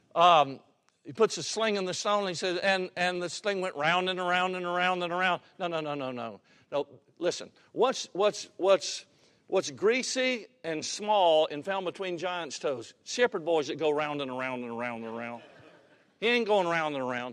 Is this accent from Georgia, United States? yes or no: yes; Georgia, United States; Cleveland, Georgia, my home state